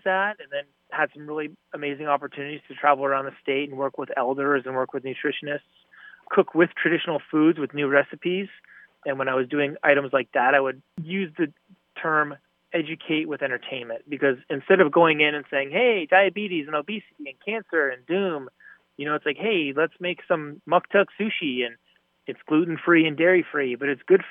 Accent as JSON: {"language": "English", "town": "Anchorage", "region": "Alaska", "country": "United States", "tie": "born or raised there", "also_born_or_lived": "Petersburg, Alaska / Hyde Park, New York / New Orleans, Louisiana", "moved": "as an adult", "lives_now": "Durham, United States", "said": "born and raised in Alaska. I was born in Petersburg in Southeast and mostly grew up in Anchorage"}